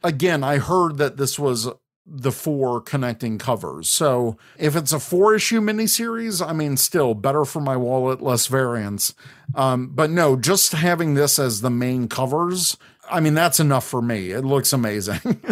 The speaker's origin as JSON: {"language": "English", "town": "Chicago", "region": "Illinois", "country": "United States", "tie": "born or raised there", "said": "It's my hometown convention"}